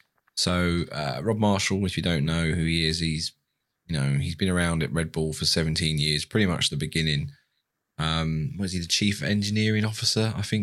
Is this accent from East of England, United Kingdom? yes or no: yes; Stevenage, East of England, United Kingdom; I'm from Stevenage.